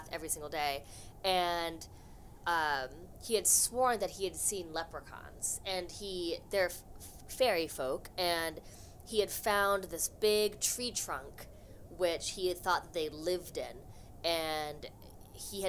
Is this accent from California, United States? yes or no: yes; Los Angeles, California, United States; now in Boston, United States; I'm originally from Los Angeles